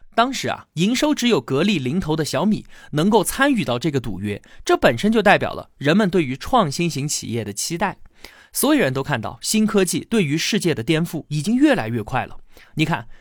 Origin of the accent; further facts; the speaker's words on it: China; 很符合我们中国人的读写习惯